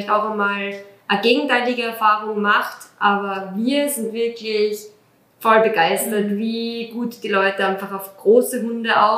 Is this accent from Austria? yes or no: yes; Austria; Wir sind ja aus Österreich, wir sind ja, ähm, wir wohnen